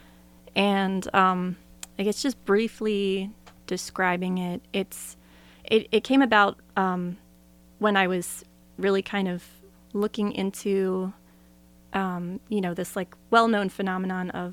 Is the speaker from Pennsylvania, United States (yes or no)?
yes; Philadelphia, Pennsylvania, United States; moved away as an adult; now in Portland, United States; when I was a kid growing up outside of Philadelphia